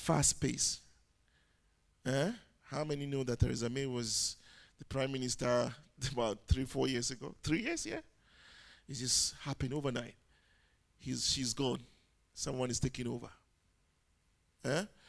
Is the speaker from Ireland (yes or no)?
no; Ghana; moved away; I'm not English. I'm a Ghanaian